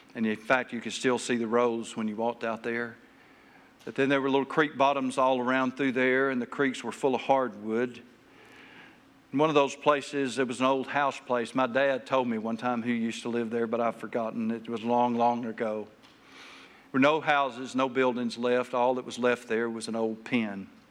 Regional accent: Taylor, Arkansas, United States; I grew up in Taylor, Arkansas

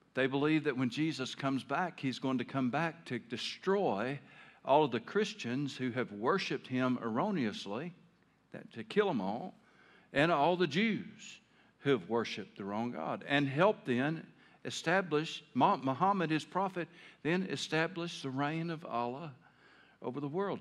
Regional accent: Taylor, Arkansas, United States; moved away as an adult; I grew up in Taylor, Arkansas

